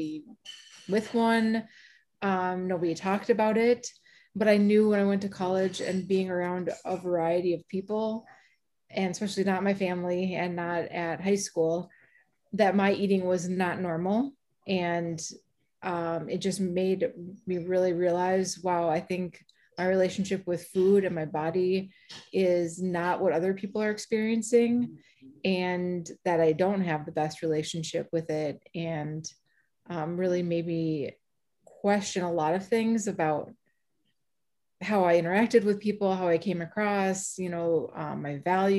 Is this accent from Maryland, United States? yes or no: no; Bloomington, Minnesota, United States; from Bloomington, Minnesota, and also the founder of Living Proof MN